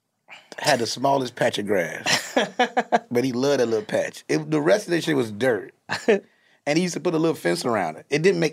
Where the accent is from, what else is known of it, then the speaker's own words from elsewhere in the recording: Chicago, Illinois, United States; I'm from the West Side of Chicago.